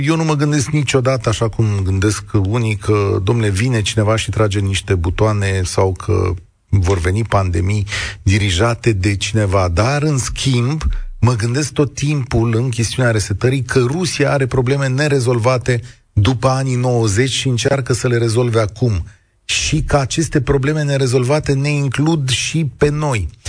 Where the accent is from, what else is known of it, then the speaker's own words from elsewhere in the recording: Romania; Noi, ca români